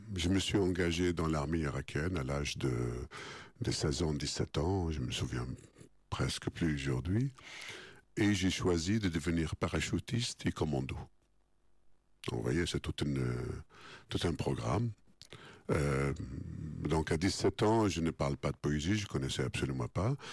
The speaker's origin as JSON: {"language": "French", "town": "Baghdad", "region": "Baghdad Governorate", "country": "Iraq", "moved": "as an adult", "lives_now": "France", "said": "chez nous à Bagdad"}